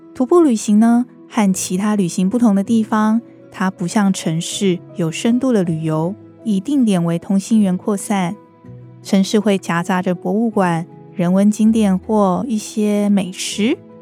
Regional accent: Taipei, Taiwan; 我是台北人，出生在双连站的马偕医院，幼稚园、国小、国中、高中、大学，连工作都没有离开台北这个城市，是大家口中死天龙国的那种台北人

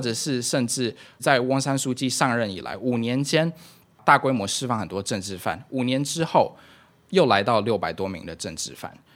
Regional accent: Taiwan; moved away; also born or lived in Myanmar; 因为自己身为一个台湾人吧

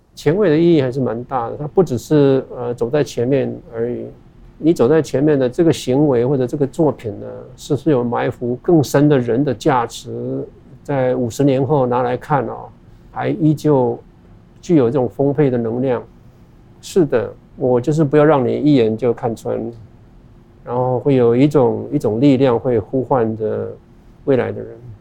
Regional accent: Taiwan; moved away; also born or lived in New York; 作为一个台湾人的世界观

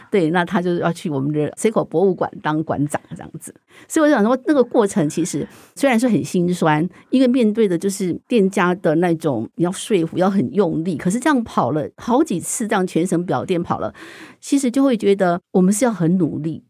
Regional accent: Taiwan; 我们台湾人就展现我们的超级的厉害，灌酒

